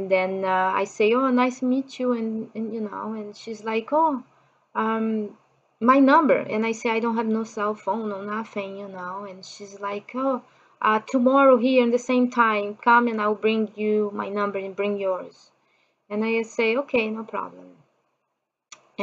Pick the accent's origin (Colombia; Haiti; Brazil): Brazil; English is a second language; moved away as an adult; also born or lived in Japan; I'm from Brazil.